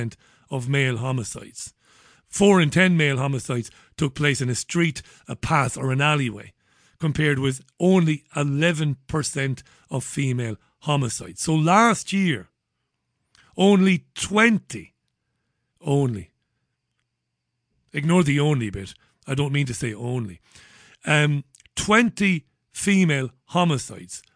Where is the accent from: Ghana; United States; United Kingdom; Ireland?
Ireland; Waterford, Munster; when I was a kid, growing up in Ballybeg in Waterford